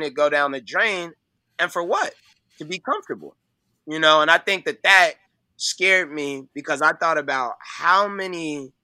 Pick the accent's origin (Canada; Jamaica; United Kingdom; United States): United States; Chicago, Illinois; I'm from Chicago. I went to school. I grew up on 79th Street